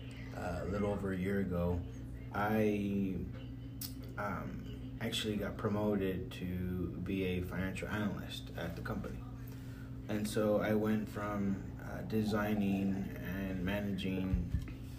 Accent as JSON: {"language": "English", "town": "Dallas", "region": "Texas", "country": "United States", "tie": "born or raised there", "said": "I grew up here in Dallas, East Dallas"}